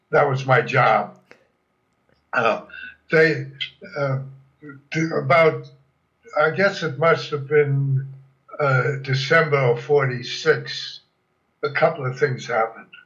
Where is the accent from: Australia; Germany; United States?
Germany; born there; first language German; English is a second language; now, they, nobody ever knew I was born in Germany. Whenever I explained it, I said, well, my, my parents were born in Germany and we spoke German at home.